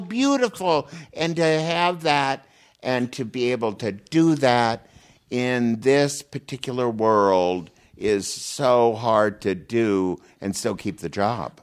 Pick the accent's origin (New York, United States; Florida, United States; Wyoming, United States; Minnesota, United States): Minnesota, United States; moved away as an adult; now in California, United States; I grew up in Minnesota and there's not much sun